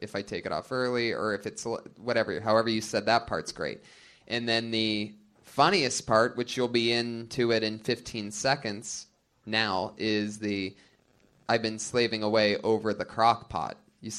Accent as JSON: {"language": "English", "region": "Florida", "country": "United States", "tie": "born or raised there", "said": "I grew up in Florida. Oh, the trash I've seen."}